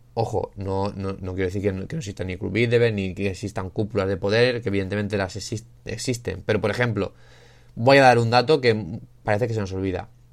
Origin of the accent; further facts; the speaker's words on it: Spain; Yo que soy de España